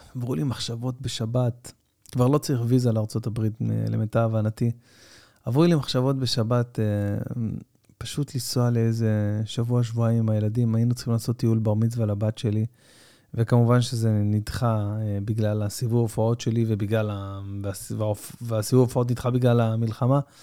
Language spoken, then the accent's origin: Hebrew; Tel Aviv-Yafo, Tel Aviv District, Israel; אני שיחקתי בילדותי במכבי יפו. גדלתי ביפו